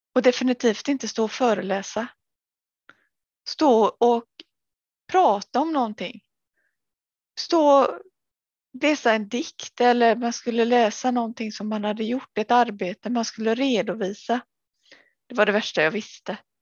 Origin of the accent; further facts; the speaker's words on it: Sweden; moved away as an adult; also born or lived in Gothenburg, Sweden / Angered, Gothenburg; Jag jobbade i äldrevården både där jag var uppväxt och även i Göteborg när jag flyttade dit